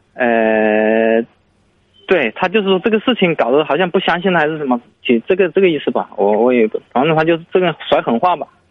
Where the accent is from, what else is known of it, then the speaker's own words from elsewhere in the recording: Changsha, Hunan, China; now in Shenzhen, China; 在长沙，因为我老家那边